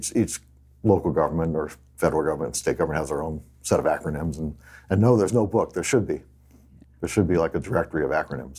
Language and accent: English; Oregon, United States; And so he knew I was from Oregon.